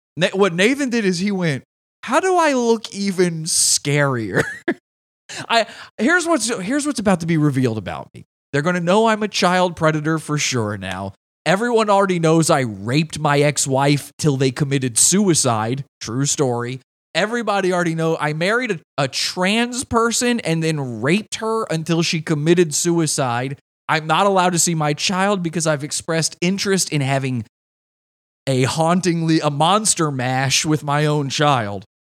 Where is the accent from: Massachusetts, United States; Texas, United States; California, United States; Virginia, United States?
Virginia, United States; Virginia, my home state.